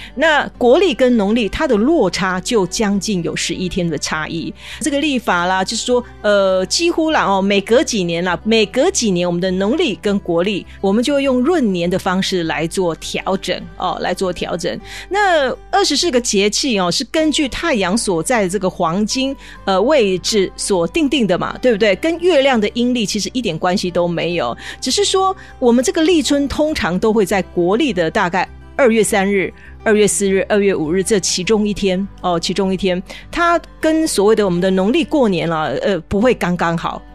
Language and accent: Chinese; Taiwan; 我们台湾人